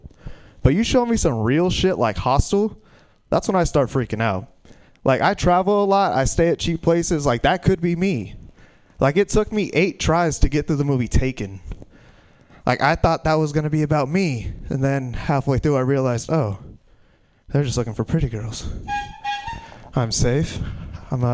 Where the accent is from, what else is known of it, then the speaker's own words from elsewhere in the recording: Stockton, California, United States; I'm from Stockton